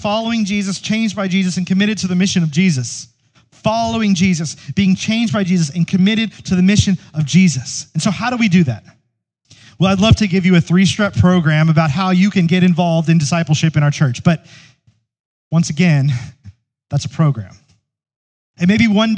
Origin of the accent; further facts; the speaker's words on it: United States; American Christians